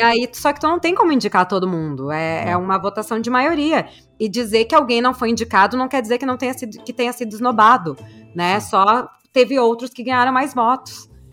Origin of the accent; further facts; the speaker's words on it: Brazil; sou do Brasil